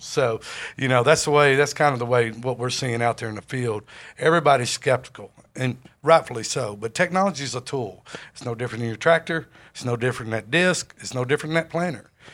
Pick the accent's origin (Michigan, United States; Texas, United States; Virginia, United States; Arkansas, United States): Arkansas, United States; Jonesboro; I grew up in Jonesboro, Arkansas